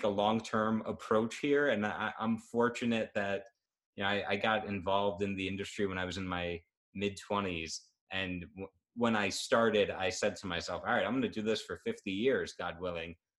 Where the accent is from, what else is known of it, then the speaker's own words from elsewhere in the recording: New York, United States; I'm a New Yorker. My business is based in New York